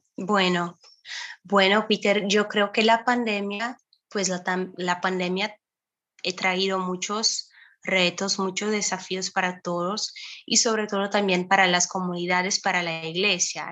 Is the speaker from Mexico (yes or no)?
no; Brazil; Spanish is a second language; yo soy aquí de Brasil